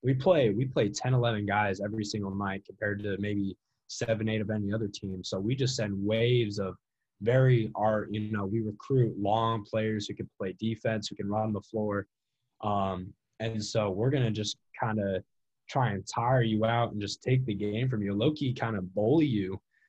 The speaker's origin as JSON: {"language": "English", "region": "Nebraska", "country": "United States", "said": "I came from Nebraska and I didn't really know a whole lot about it."}